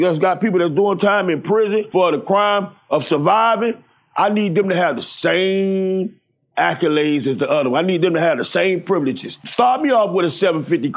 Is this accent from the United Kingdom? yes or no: no; Miami, Florida, United States; I'm from Jackson Memorial Hospital, man. I was raised off WIC, Medicaid, food stamps